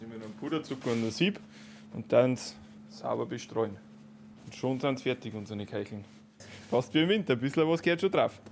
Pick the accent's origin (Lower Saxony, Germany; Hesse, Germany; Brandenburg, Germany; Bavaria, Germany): Bavaria, Germany; Schönhofen; bei uns in Schönhofen am Dorf